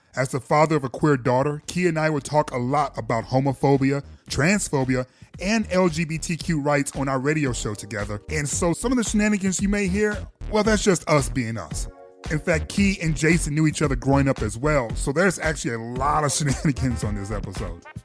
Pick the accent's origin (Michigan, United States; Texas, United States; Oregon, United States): Michigan, United States; Detroit; growing up in Detroit